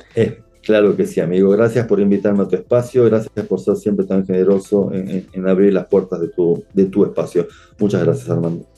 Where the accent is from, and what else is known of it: Argentina